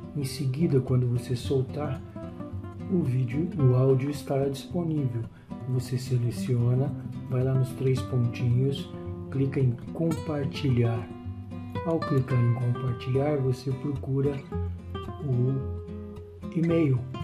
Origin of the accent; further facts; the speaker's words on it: Brazil; accent: Brazilian; se formos falar, por exemplo, em inglês, na Inglaterra ou nos Estados Unidos ou no Canadá, nós o faremos com o sotaque brasileiro